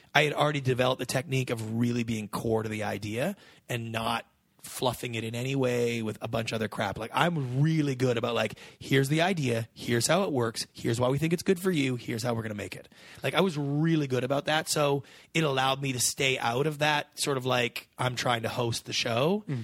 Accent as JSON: {"language": "English", "country": "Canada", "lives_now": "United States"}